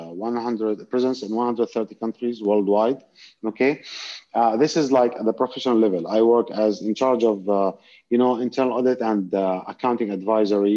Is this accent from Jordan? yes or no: yes; Jordan; now in Dubai, United Arab Emirates; I lived, you know, big part of my life in Jordan.